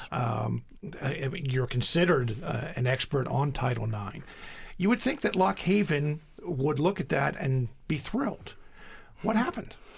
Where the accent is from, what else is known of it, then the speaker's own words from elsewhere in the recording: Coatesville, Pennsylvania, United States; Coatesville, my hometown